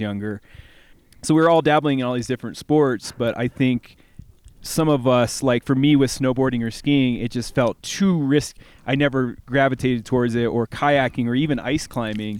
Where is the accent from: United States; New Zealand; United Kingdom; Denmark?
United States; Bloomington, Illinois; moved away; I'm from Bloomington, Illinois